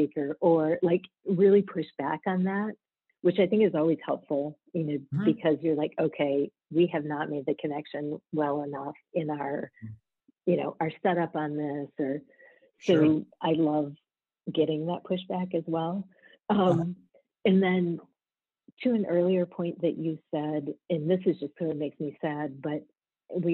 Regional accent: rural Michigan, United States; moved away as an adult; also born or lived in Atlanta / the Bronx; I grew up in rural Michigan

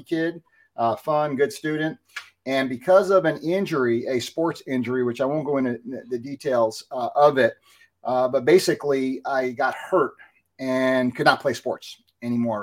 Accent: New Jersey, United States; Growing up in New Jersey, I was a baseball player

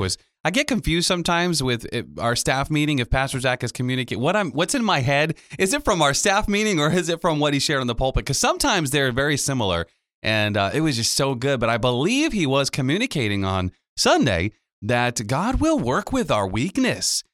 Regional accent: Pawtucket, Rhode Island, United States; my, uh, hometown where I'm born and raised in Pawtucket

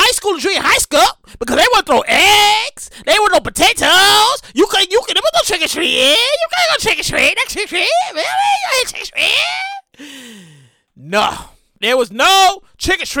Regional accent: New York City, New York, United States; I went to junior high school, MS 390, IS 390, IS 394, MS 210, 394, 390. It's the same shit. It's the 394, same shit. It's over there, Crown Heights area.

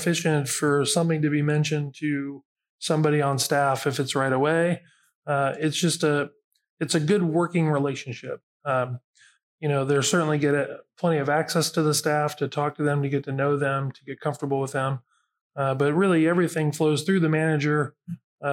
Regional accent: Xenia, Ohio, United States; I grew up in Xenia. Greene County is my home

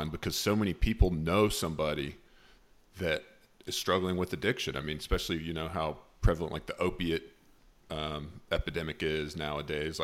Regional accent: Charlotte, North Carolina, United States; moved away as an adult; now in Knoxville, United States; I live in Knoxville, Tennessee, but I'm from Charlotte, North Carolina

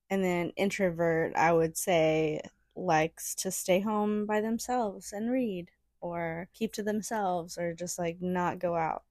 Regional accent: West Virginia, United States; moved away; I was from West Virginia

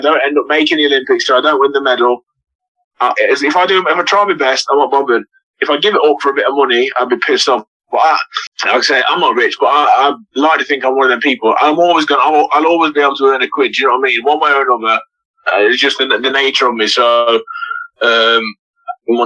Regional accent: Burton upon Trent, West Midlands, United Kingdom; I'm from Burnham Trent

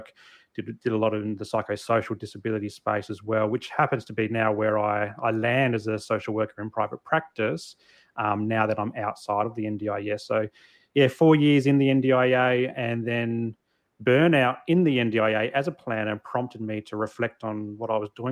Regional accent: Adelaide, South Australia, Australia; now in Sunshine Coast, Australia; I'm actually from Adelaide in South Australia. So, the northern suburbs of Adelaide. And I grew up in the 80s, 90s, and noughties

